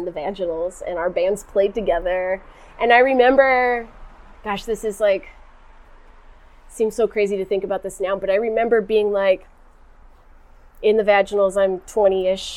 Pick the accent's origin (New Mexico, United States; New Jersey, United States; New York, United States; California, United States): California, United States; Corona; moved away as an adult; also born or lived in Riverside, California / Long Beach, California / Seattle, Washington; being born and raised in Southern California